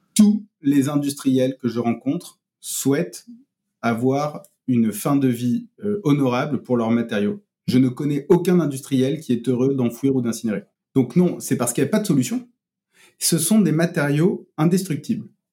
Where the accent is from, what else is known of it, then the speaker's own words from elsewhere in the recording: Marseille, Provence-Alpes-Côte d'Azur, France; moved away as an adult; also born or lived in Paris; j'ai passé, euh, j'ai passé mes, 19 premières années à Marseille